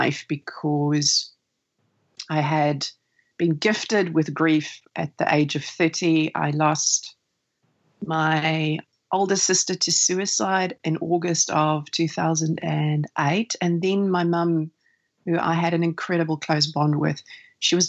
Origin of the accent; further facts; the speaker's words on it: South Africa; now in New Zealand; where I grew up, because I was born in South Africa, summers mean, or Christmas means summer holiday